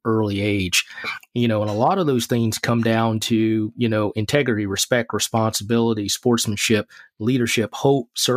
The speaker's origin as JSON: {"language": "English", "region": "Mississippi", "country": "United States", "tie": "born or raised there", "said": "as a child growing up in Mississippi"}